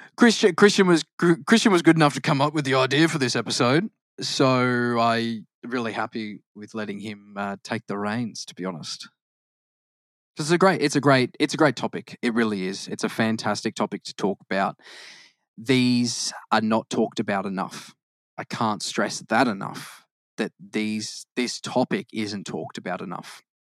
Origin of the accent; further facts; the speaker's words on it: Queensland, Australia; also born or lived in Victoria, Australia; I'm more of a Queenslander